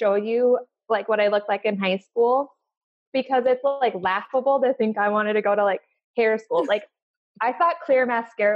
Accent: Central Oregon, United States; also born or lived in Alaska; I'm originally from Alaska and my parents moved to Oregon. We moved when I was in third grade

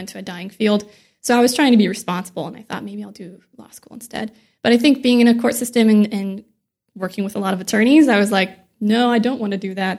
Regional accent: near Joplin, Missouri, United States; born or raised there; now in San Diego, United States

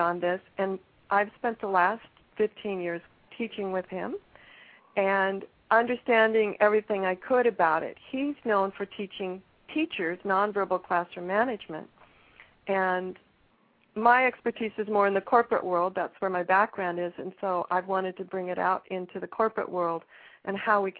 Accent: Pacific Northwest, United States; I am from the Pacific Northwest

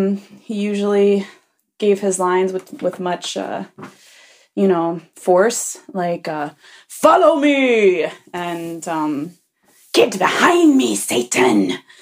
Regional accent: Michigan, United States; now in Germany; As you know, I grew up in Michigan, but on the very southwestern corner, right on the border of Indiana.

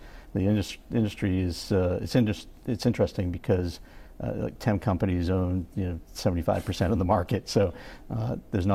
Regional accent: Rhode Island, United States; I'm from Rhode Island

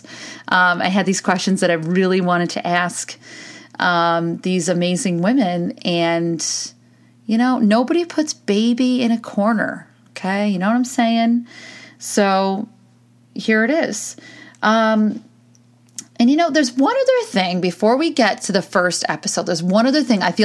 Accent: United States; we as American women

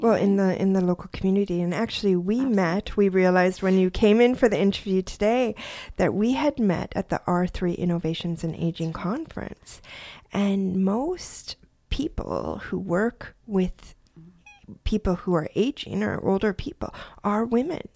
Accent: Parksville, British Columbia, Canada; also born or lived in Quebec; now in New Brunswick, Canada; I grew up in British Columbia

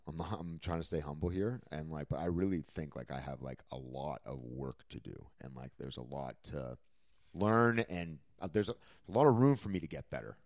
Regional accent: Canada; now in Los Angeles, United States; as a Canadian

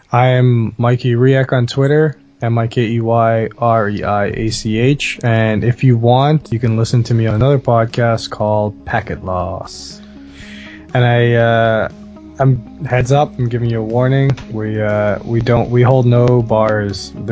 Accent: Bahamas; Oh, I, I grew up in the Caribbean, so we had a lot of hurricanes to deal with. Talking to a real Bahamian.

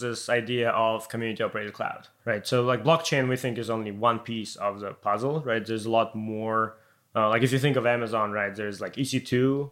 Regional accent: Ukraine; moved away; I'm coming from Ukraine

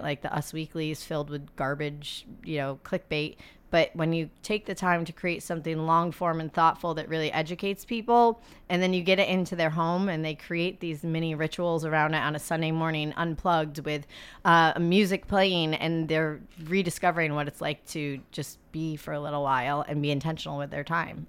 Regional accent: Adirondack Mountains, New York, United States; I grew up in the Adirondack Mountains

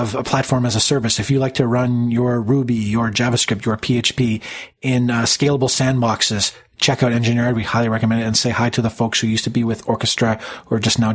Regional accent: Canada; being Canadian, I pick up on the non-Canadian accent

